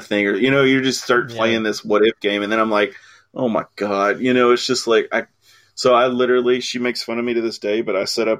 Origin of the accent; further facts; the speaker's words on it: United States; I'm an American